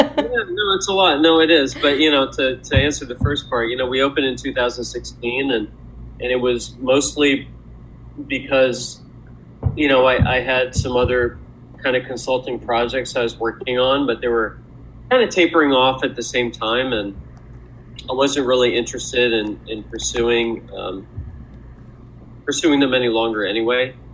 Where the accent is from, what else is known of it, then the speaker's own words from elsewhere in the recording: Louisville, Kentucky, United States; moved away as an adult; also born or lived in Milwaukee, Wisconsin; raised in um, raised in in in Louisville, Kentucky, um, and I stayed there for I would say till I was about 18